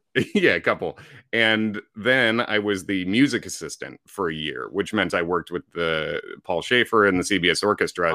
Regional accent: Chicago, Illinois, United States; moved away as an adult; also born or lived in Indiana; now in New York City, United States; I grew up in the Chicago area

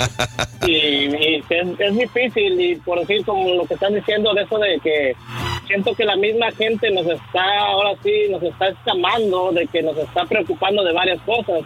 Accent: Mexico City, Mexico; yo soy del Distrito Federal

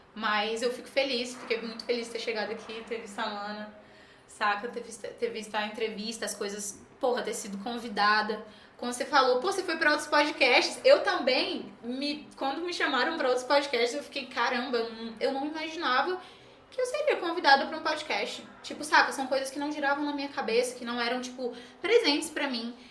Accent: Brasília, Federal District, Brazil; also born or lived in Pará; Eu sou paraense, né? Mas moro em Brasília aí desde os meus 5, 6 anos

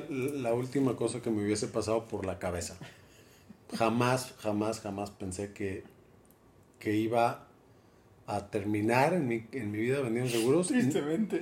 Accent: Guadalajara, Jalisco, Mexico; nací en la Perra Tapatía, en Guadalajara, Jalisco, un 5 de junio de 1976. 76. hoy hace 47 años y algunos meses. Y pues nada, en la perla tapatía, soy tapatío.

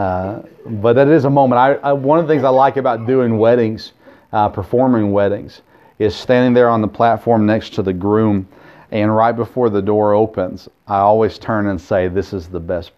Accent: Murfreesboro, Tennessee, United States; I grew up in Murfreesboro

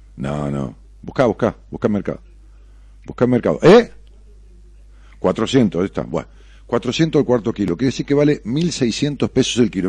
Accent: Ramos Mejía, Buenos Aires Province, Argentina; yo voy a Ramos, es mi pueblo

